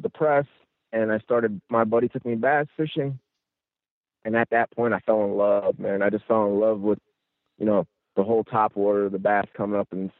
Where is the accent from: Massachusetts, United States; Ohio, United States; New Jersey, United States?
New Jersey, United States; Central; moved away as an adult; now in Florida, United States; I'm originally from New Jersey, Central Jersey, and I moved down to Florida 5 years ago. I grew up saltwater fishing for fluke, flounder, bluefish, shark, river trout fishing upstate New York.